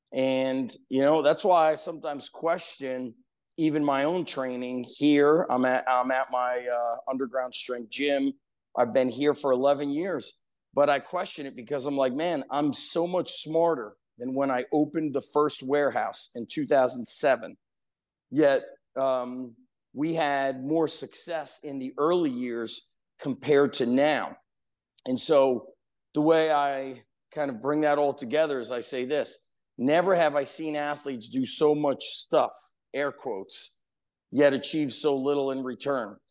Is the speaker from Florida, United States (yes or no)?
no; Edison, New Jersey, United States; where I grew up in Edison, there was a park, Roosevelt Park